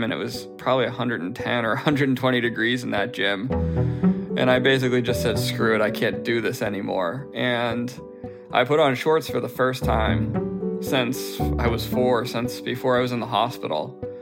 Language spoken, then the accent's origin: English; outside of Boston, Massachusetts, United States; now in New Jersey, United States; I grew up outside of Boston, and currently I live in New Jersey.